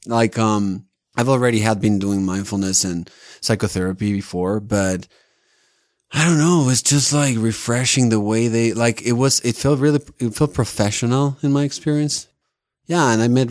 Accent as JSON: {"language": "English", "region": "Mexico City", "country": "Mexico", "moved": "as an adult", "lives_now": "Salt Lake City, United States", "said": "I'm from Mexico City."}